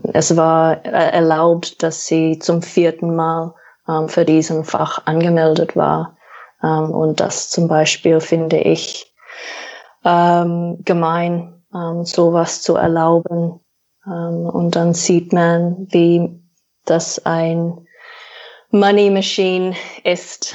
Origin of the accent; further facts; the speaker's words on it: Australia; German is a second language; moved away as an adult; also born or lived in New Zealand; now in Germany; ich komme aus Australien